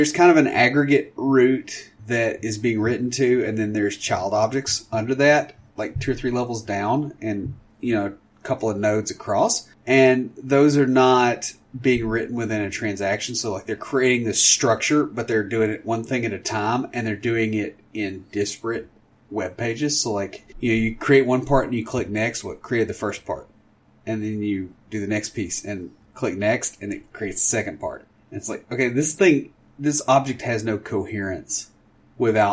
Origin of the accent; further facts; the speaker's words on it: Tennessee, United States; I'm from Tennessee